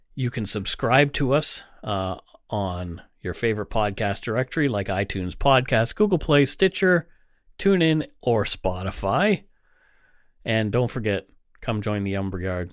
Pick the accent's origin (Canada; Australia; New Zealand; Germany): Canada; as a Canadian